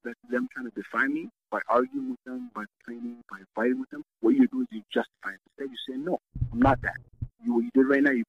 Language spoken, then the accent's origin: English; Kitchener, Ontario, Canada; English is a second language; also born or lived in Somalia; we grew up in Kitchener, Ontario